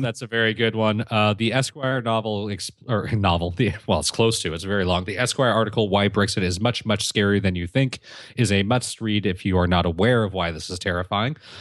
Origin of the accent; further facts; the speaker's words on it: California, United States; my home state of California.